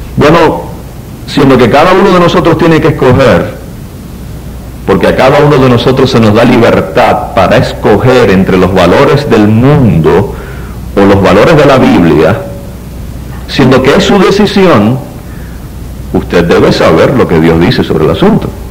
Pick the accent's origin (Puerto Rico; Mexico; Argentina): Puerto Rico; vivimos en Puerto Rico